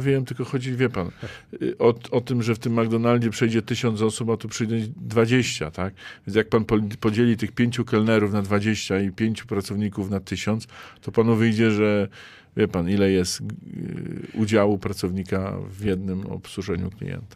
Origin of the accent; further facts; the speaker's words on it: Zielona Góra, Lubusz Voivodeship, Poland; u nas w Zielonej Górze